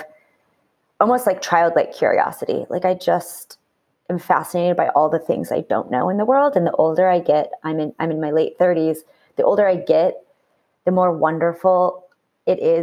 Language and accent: English; Midwest, United States; I grew up in the Midwest